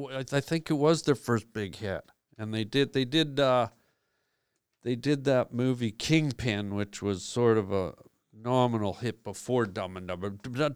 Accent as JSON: {"language": "English", "country": "Canada", "said": "I came from Canada."}